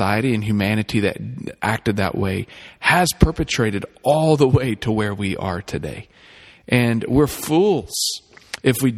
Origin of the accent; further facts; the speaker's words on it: the South, United States; now in Ankeny, United States; I grew up in the South